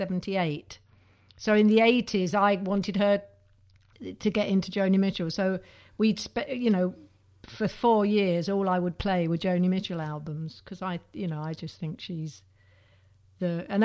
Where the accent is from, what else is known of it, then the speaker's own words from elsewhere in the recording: Neasden, London, United Kingdom; I'm from Neasden in North West London.